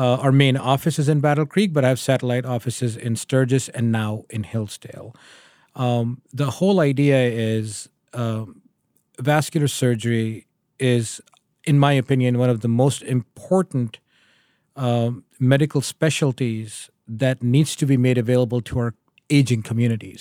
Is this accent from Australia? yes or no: no; Pakistan; moved away as an adult; also born or lived in Connecticut, United States / Memphis, Tennessee, United States; now in Michigan, United States; I am originally from Pakistan. I moved to the U S in two thousand and two